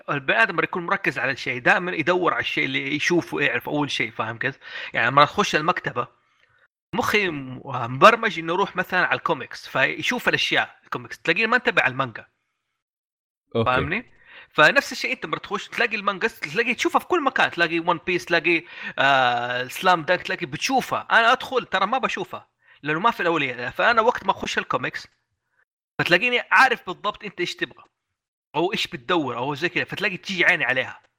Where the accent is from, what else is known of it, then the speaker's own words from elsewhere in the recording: Jeddah, Makkah Province, Saudi Arabia; كلمة مدرك هذه ما حتلاقي غير عندنا بجدة